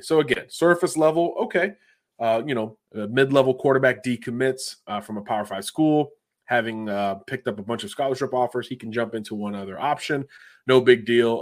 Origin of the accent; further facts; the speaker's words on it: Florida, United States; my home state of Florida